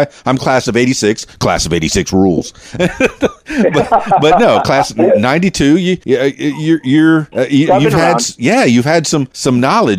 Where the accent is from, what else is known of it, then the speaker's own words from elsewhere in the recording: Fort Lauderdale, Florida, United States; I'm from Fort Lauderdale